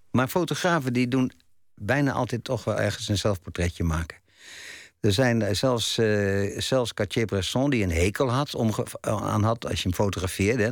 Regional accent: Dordrecht, South Holland, Netherlands; Want ik woonde, heb ik mijn jeugd in Dort doorgebracht

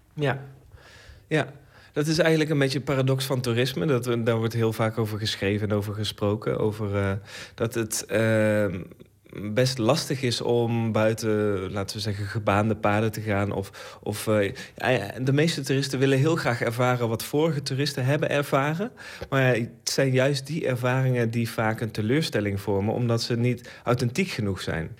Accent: Netherlands; ik zelf een Nederlandse maker ben

